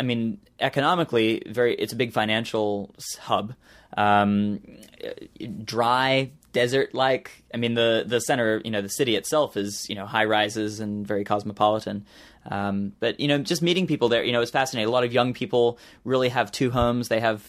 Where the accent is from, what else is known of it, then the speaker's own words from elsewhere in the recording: Australia; born there; I'm very thankful that I was born in Australia and have that Australian citizenship